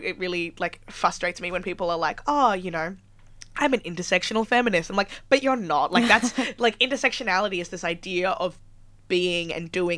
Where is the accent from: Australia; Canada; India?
Australia; Melbourne, Victoria; now in Sydney, Australia; I'm originally from Melbourne